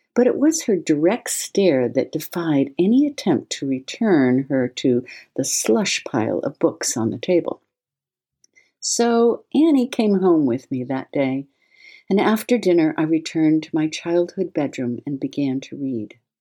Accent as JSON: {"language": "English", "region": "New England", "country": "United States", "tie": "born or raised there", "said": "I was born in New England"}